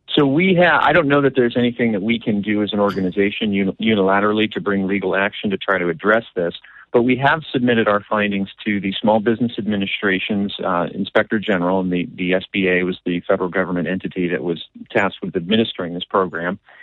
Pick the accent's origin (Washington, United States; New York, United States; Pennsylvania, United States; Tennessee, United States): Washington, United States; I did grow up in, out here in Washington